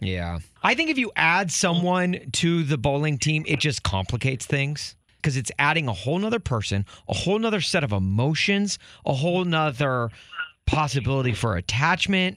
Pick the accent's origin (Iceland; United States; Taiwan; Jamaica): United States; Nashville, Tennessee; now in Chicago, United States; I grew up in Nashville